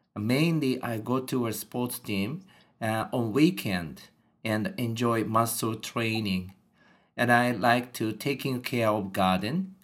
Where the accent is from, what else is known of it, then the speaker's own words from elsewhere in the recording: Japan; English is a second language; I am a native Japanese, and I was born and brought up in Japan.